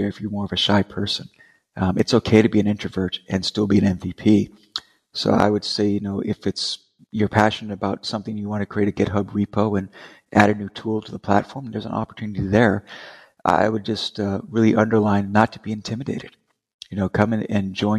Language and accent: English; Las Vegas, Nevada, United States; now in Charlotte, United States; I'm originally from Las Vegas, Nevada. I now reside in Charlotte, North Carolina.